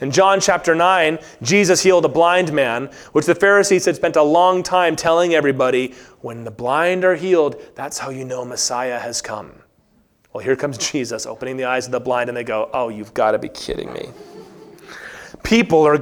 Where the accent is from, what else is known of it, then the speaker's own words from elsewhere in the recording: Virginia, United States; moved away; I grew up in Virginia